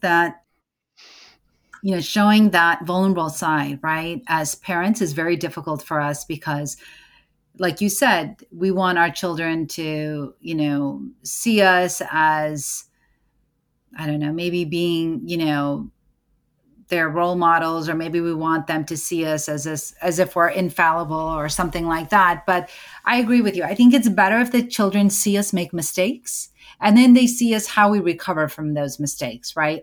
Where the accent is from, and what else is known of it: United States; born or raised there